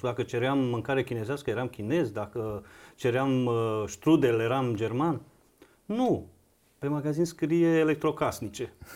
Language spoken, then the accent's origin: Romanian; Banat, Romania; eu m-am născut în Banat, într-o uh, comunitate de sârbi, într-un sat de sârbi